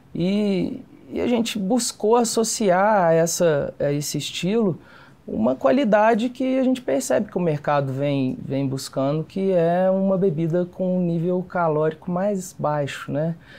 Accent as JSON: {"language": "Portuguese", "town": "Campo Belo", "region": "Minas Gerais", "country": "Brazil", "moved": "yes", "lives_now": "Belo Horizonte, Brazil", "said": "Sou do interior, sou de Campo Belo, interior de Minas"}